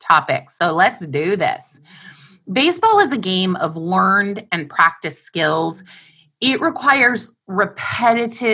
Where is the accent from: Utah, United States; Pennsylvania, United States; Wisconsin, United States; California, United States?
California, United States; La Crescenta; I was born and raised in La Crescenta, California.